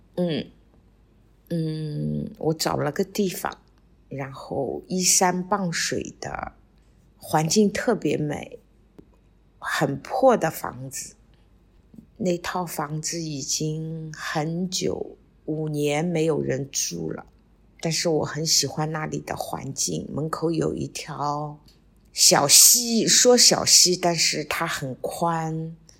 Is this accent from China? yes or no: yes; Shanghai, China; 我们上海人叫底梨